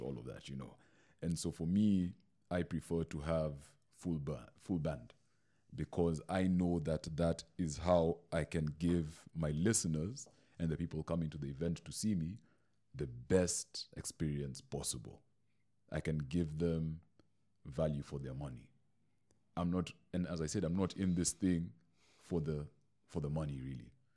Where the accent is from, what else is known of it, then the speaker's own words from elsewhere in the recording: Mombasa, Mombasa County, Kenya; now in Nairobi, Kenya; I moved to Nairobi. I'm this kid from Mombasa